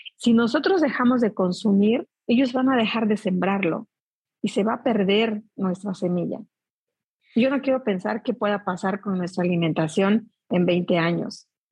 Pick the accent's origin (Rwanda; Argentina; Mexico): Mexico; nosotros como mexicanos